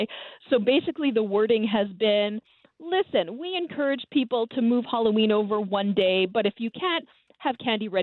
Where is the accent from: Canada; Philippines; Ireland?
Canada; Montreal, Quebec; I am a diehard Montrealer. I grew up on the West Island of Montreal